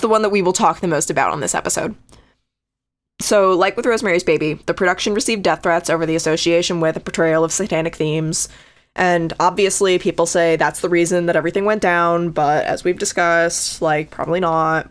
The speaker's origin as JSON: {"language": "English", "region": "Connecticut", "country": "United States", "tie": "born or raised there", "moved": "yes", "said": "that's my home state. I'm not there anymore"}